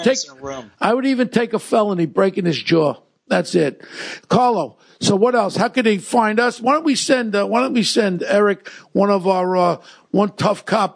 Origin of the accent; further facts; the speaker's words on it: New York City, New York, United States; I grew up in Ozone Park with Gotti and Scopo and all these characters with Paul Savino.